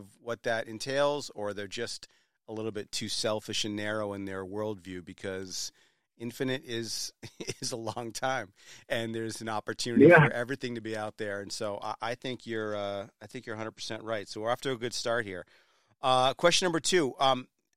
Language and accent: English; Rye, New Hampshire, United States; moved away; also born or lived in South Berwick, Maine; I grew up in Rye, New Hampshire, so I love that whole seacoast